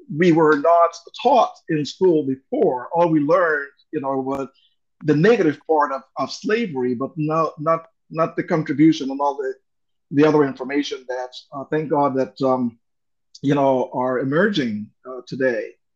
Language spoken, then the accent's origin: English; Honduras; first language English; moved away; I was born and raised in Honduras, um, hondureño de nacimiento